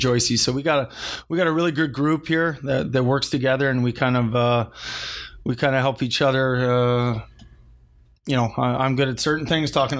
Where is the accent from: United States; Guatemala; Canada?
Canada; Alberta; it was in my hometown.